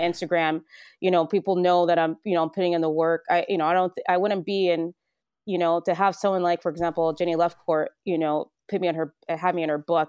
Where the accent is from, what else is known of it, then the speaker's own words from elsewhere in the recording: Central Valley, California, United States; moved away as an adult; now in Vermont, United States; born and raised in the Central Valley, um, of California, the Farming Belt of California